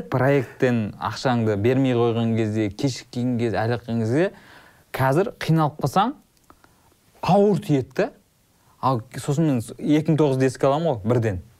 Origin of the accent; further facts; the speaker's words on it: Kazygurt, Turkistan Region, Kazakhstan; moved away; екеуміздің негізі балалық шағымыз ұқсас өйткені сен жетісайдансың мен қазығұрттанмын